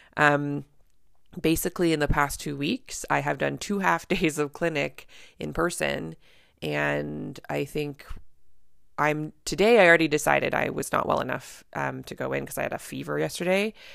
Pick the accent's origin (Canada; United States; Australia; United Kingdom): Canada; I'm a Canadian family physician